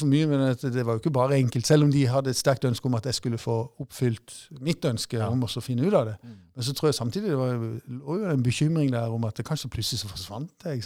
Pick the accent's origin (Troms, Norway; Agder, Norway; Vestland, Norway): Agder, Norway; Mandal; born or raised there; also born or lived in Long Island, New York, United States / Brooklyn, New York, United States